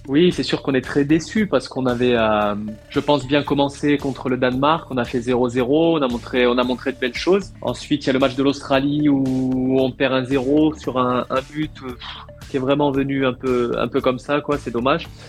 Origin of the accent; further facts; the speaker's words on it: France; also born or lived in Tunisia; mon père est français, je suis né en France